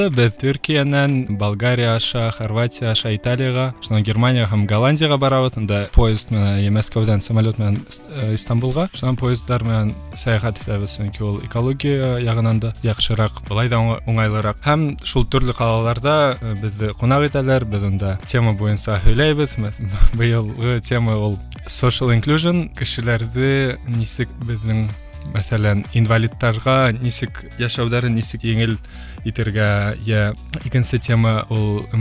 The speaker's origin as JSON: {"language": "Bashkir", "town": "Ufa", "region": "Bashkortostan", "country": "Russia", "tie": "born or raised there", "also_born_or_lived": "Moscow, Russia / Poland", "moved": "as an adult", "lives_now": "Opole, Poland", "said": "Мин үҙем Өфөнән, Өфлә Рәми Ғарипов исемендәге гимназияны тәмамладым. шунан Мәскәүҙә Мәскәү дәүләт университетында уҡыным, бакалавриата хоҡуҡ факультетында һәм әлеге ваҡытта Польшала магистратурала эшҡыуарлыҡ э, йүнәлешендә уҡыйым."}